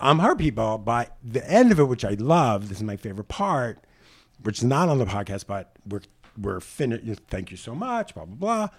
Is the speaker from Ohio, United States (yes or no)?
no; New York City, New York, United States; I grew up in Howard Beach, Queens